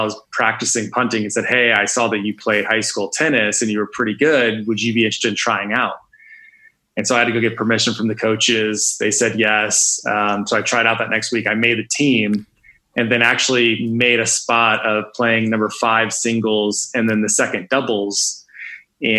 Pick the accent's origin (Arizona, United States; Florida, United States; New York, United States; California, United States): Florida, United States; Tampa; I grew up in Tampa, Florida